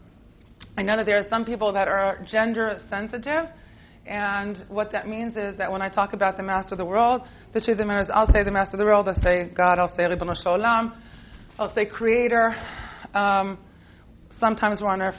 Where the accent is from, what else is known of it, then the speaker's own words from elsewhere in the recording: Israel; accent: American; also born or lived in United States; despite my American accent, I grew up in Israel. I was born here in the States. My parents made Aliyah when I was 8